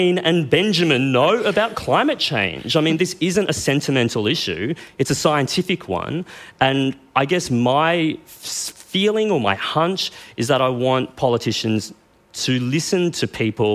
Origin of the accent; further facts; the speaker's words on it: Queensland, Australia; now in New South Wales, Australia; I come from Queensland